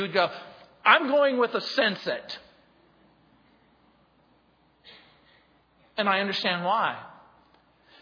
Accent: Mojave Desert, California, United States; I grew up in the Mojave Desert

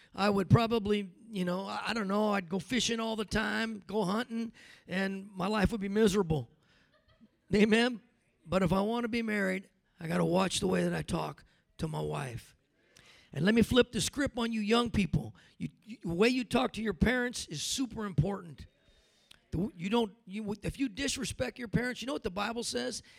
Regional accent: California, United States; moved away; I was from Cali

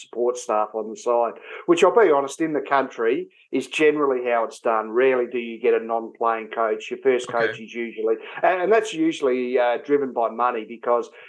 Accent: Gawler, South Australia, Australia; also born or lived in Mount Gambier, South Australia; So I'm from Adelaide originally, or from Baller, which is just out of Adelaide. And I played my senior footy there at a fairly young age. And I left Baller at the age of 19 or 20.

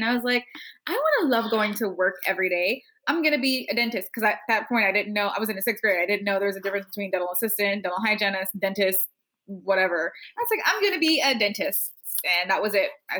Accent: New York City, New York, United States; also born or lived in Queens, New York; I grew up in Brownsville, Brooklyn

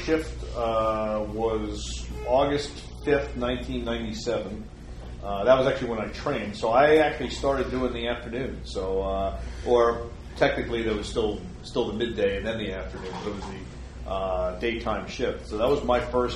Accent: New York City, New York, United States; I was a New York kid. I was born and raised in Brooklyn

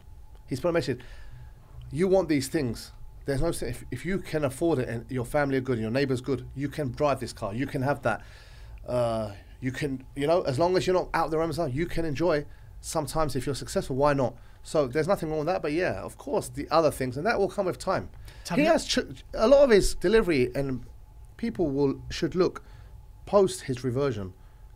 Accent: Dubai, United Arab Emirates; I'm from Dubai

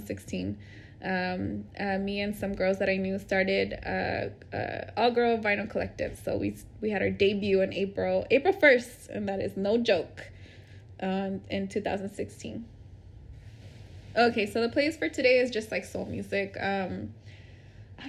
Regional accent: Bloomington, California, United States; now in Oakland, United States; I am from the Inland Empire, a place called Bloomington, California

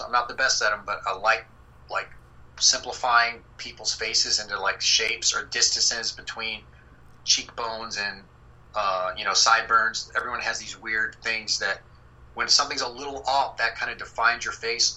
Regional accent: Texas, United States; moved away; also born or lived in South Carolina; I'm from Texas

